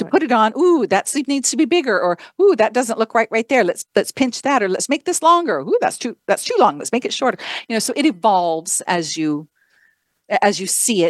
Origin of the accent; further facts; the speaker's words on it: Idaho, United States; moved away as an adult; also born or lived in London; now in Arizona, United States; I grew up in Idaho